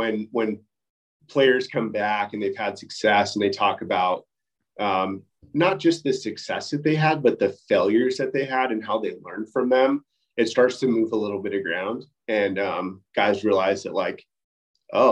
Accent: Southern California, United States; I grew up in Southern California

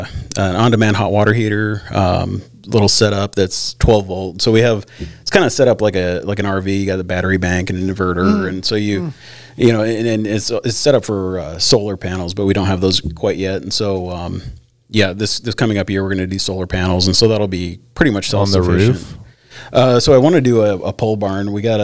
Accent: Glennallen, Alaska, United States; growing up in Glen Allen

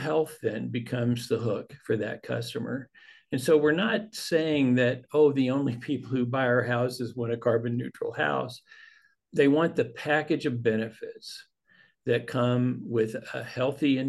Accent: the Panhandle of Texas, United States; I grew up in the Panhandle of Texas

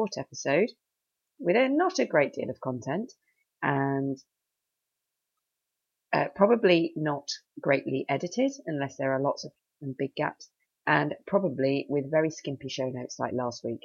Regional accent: United Kingdom; now in Cheshire, United Kingdom; I'm British with my obsession with the weather

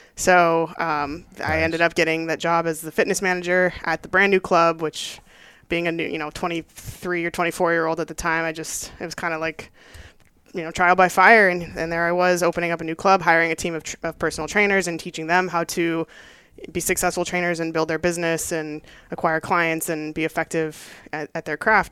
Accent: Los Angeles, California, United States; moved away as an adult; also born or lived in Maryland; I was born and raised in Southern California in the South Bay of Los Angeles

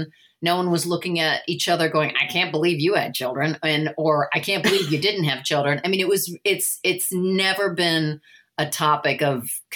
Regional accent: Indiana, United States; moved away as an adult; now in Los Angeles, United States; I grew up in Indiana.

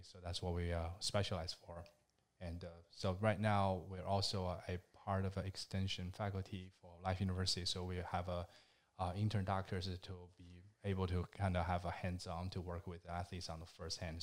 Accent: China; moved away as an adult; now in United States; I am from China, and, uh, last December, I finally become a, a U S citizen.

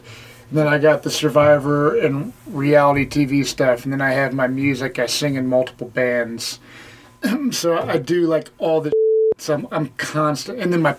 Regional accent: Cincinnati, Ohio, United States; I grew up in Anderson Township, and then I lived in Cherry Grove area off Beach Rock.

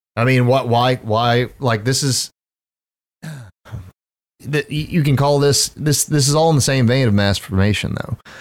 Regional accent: the South, United States; I was raised in the South

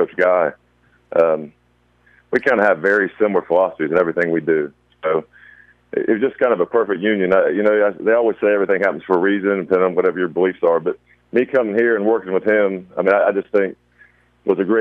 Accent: Brandon, Florida, United States; moved away as an adult; also born or lived in Alabama / Tift County, Georgia / Paulding County, Georgia; now in Richmond Hill, United States; I'm originally from Brandon, Florida, a small town about 10 miles east of Tampa.

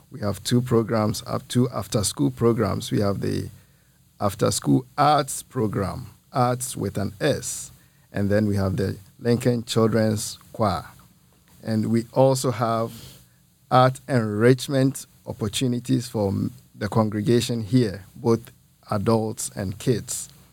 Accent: Ghana; moved away as an adult; also born or lived in Muncie, Indiana; now in Peoria, United States; I'm originally from Ghana. Ghana is in West Africa.

